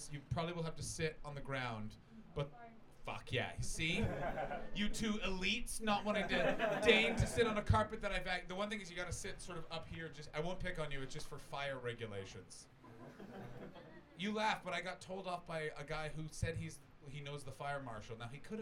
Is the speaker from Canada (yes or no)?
yes; Canada; also born or lived in Toronto; I'm from Canada